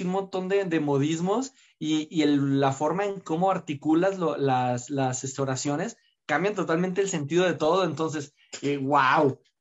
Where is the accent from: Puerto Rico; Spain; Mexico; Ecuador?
Mexico